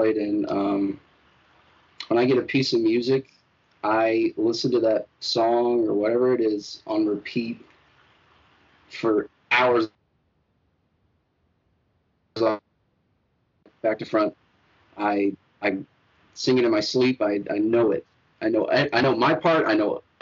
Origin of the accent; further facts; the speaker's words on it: Rochelle, Illinois, United States; now in Florida, United States; my hometown, Rochelle, Illinois